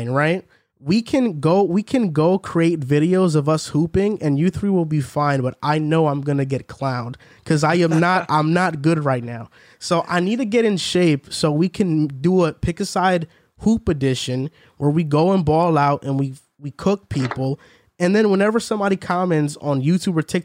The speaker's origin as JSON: {"language": "English", "town": "Hackensack", "region": "New Jersey", "country": "United States", "tie": "born or raised there", "said": "when we were growing up in Hackensack"}